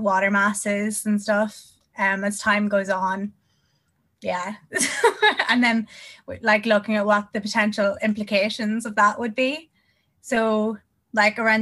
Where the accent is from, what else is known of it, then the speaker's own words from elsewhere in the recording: Northern Ireland, United Kingdom; I'm from Northern Ireland